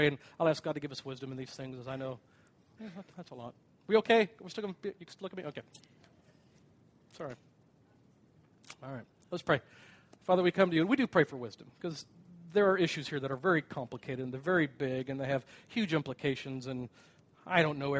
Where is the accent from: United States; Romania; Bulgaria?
United States; as an American